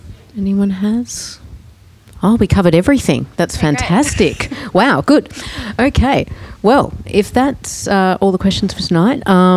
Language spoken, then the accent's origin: English; Illawarra, New South Wales, Australia; now in Melbourne, Australia; I come from the Illawarra